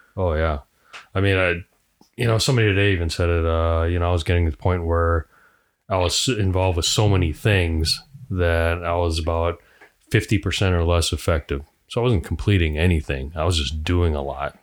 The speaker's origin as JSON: {"language": "English", "town": "Sun Prairie", "region": "Wisconsin", "country": "United States", "said": "I'm from Sun Prairie"}